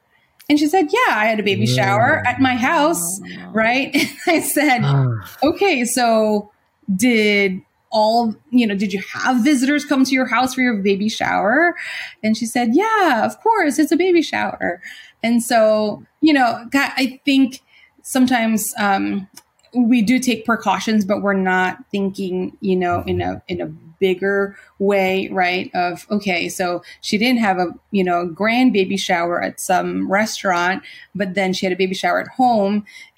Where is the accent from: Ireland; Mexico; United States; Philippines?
Philippines; We're Filipino.